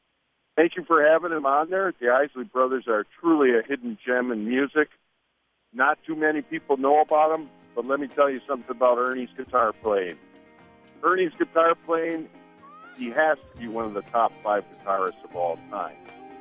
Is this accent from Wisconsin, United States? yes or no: yes; Milwaukee, Wisconsin, United States; I'm from Milwaukee.